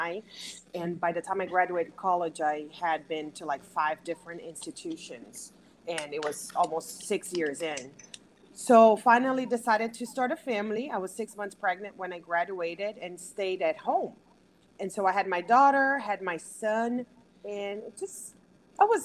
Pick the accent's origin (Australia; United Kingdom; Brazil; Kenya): Brazil; moved away as an adult; now in Houston, United States; I was born and raised in Brazil. I moved to the U.S. about 21 years ago.